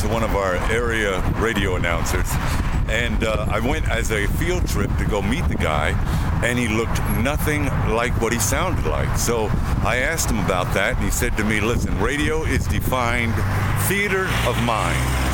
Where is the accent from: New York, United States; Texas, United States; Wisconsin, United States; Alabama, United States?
New York, United States; New York City; moved away; also born or lived in Ohio; I was born and raised in Brooklyn, New York